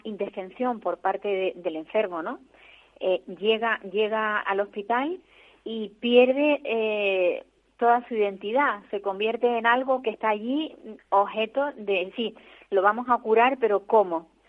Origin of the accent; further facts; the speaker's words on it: Tenerife, Canary Islands, Spain; los que somos tinerfeños